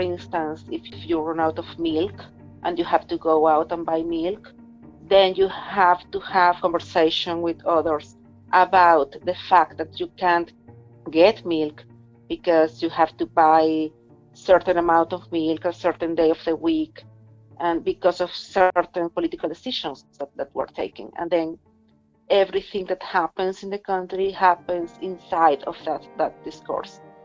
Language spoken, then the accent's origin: English; Venezuela; moved away as an adult; I spent my whole life in Venezuela up until January of this year.